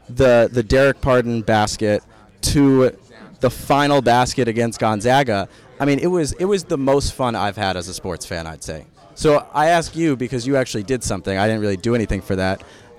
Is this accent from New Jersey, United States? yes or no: no; New York, United States; Yeah, so I'm from New York.